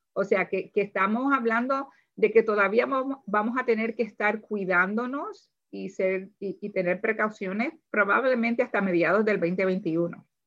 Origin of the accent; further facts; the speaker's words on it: Puerto Rico; moved away as an adult; now in Howard County, Maryland, United States; yo soy de Puerto Rico